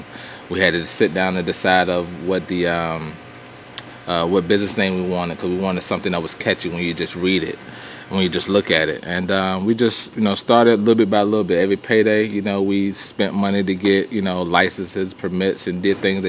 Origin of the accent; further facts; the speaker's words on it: Virginia, United States; moved away as an adult; now in Harrisburg, United States; Originally, I'm from Virginia. Been in Virginia all my life. Moved to North Carolina in 2003, 2 days after our wedding